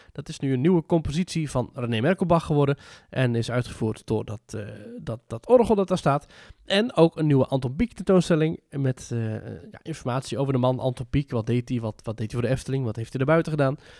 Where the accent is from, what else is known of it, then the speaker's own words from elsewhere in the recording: Netherlands; als Nederlander